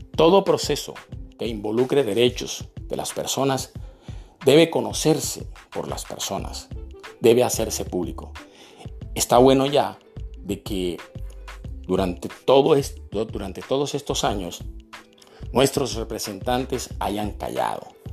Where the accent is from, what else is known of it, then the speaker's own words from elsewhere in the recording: Barranquilla, Atlántico, Colombia; also born or lived in Santa Marta; Nací en la ciudad de Santa Marta en el año de 1962. Desde muy pequeño vivo en la ciudad de Barranquilla